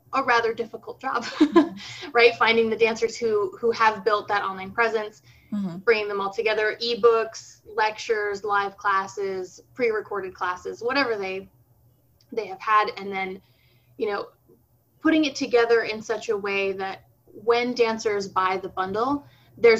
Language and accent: English; United States; growing up in the States, you know, very divorced from Brazilian culture and from a Brazilian community here